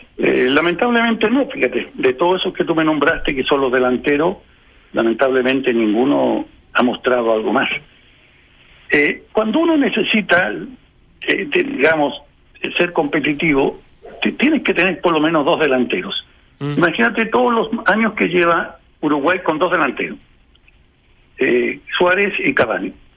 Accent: Chile

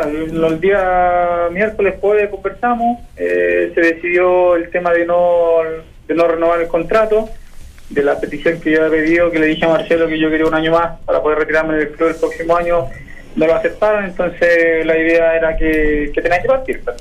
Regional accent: Chile; lo que pasa es que yo soy, chileno y los chilenos tenemos.

